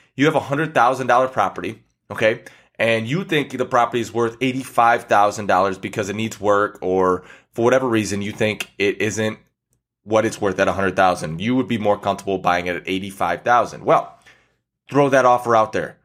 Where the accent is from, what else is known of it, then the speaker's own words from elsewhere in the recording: Michigan, United States; I'm from Michigan, so, you know, we have lakes around us